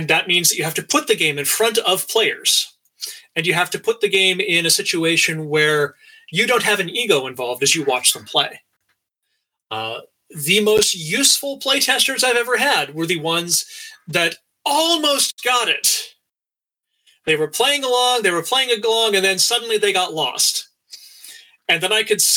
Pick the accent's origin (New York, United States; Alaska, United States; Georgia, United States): Alaska, United States; now in Troy, United States; went to University of Alaska, growing up in Alaska